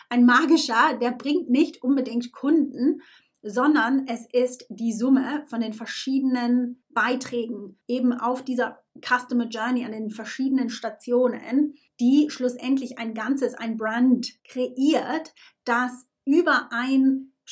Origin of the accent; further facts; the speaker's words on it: Switzerland; now in United Kingdom; ich bin Schweizerin, die in England lebt.